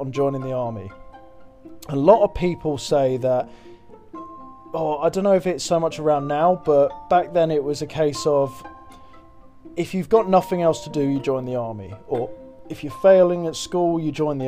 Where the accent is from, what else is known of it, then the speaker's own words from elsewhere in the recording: Twickenham, London, United Kingdom; I grew up in Twickenham